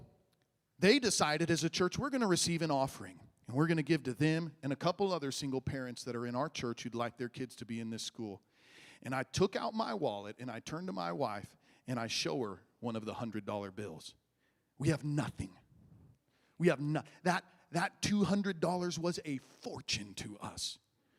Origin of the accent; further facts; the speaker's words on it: Midwest, United States; moved away; I grew up in the Midwest where there's cornfields and bean fields and all